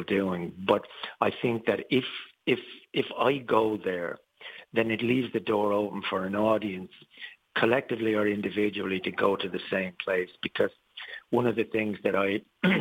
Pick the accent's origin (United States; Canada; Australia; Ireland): Ireland; moved away; I've always been Irish, always will be. I've never taken out citizenship anywhere else. I'm an Irish citizen and I'm proud to be